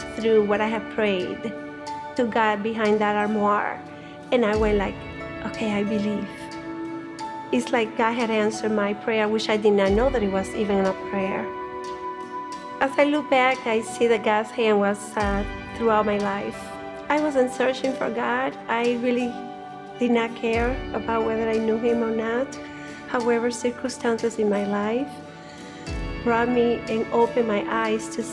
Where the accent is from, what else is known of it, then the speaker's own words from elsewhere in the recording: Cuba; I grew up in Cuba